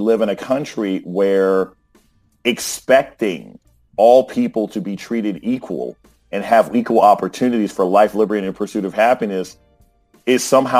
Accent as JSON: {"language": "English", "country": "Germany", "tie": "born or raised there", "said": "Like, I grew up overseas. I grew up in Germany. I saw flatbed trucks with missiles on them that would be sort of carried past our elementary school on base. I grew up on a military base."}